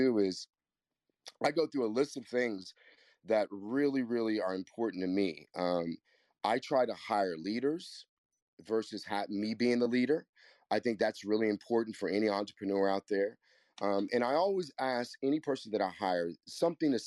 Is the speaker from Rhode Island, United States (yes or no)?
no; Kansas, United States; moved away; also born or lived in New York City; I'm from the Midwest, too. I'm from the most middle place that you can be. I'm from Kansas, and I lived in New York City for 30 years